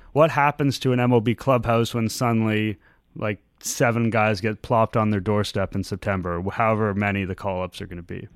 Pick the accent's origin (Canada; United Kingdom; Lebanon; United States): Canada; Toronto, Ontario; also born or lived in Montreal; I grew up in Toronto. I was born and raised here. I lived in Montreal briefly, but I've basically been here my whole life